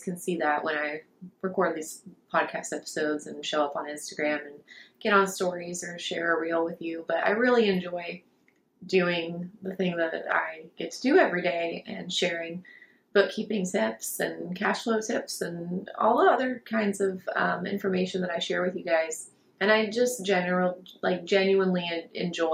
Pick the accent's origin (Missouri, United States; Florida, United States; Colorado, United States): Florida, United States; I grew up in Florida, so Disney World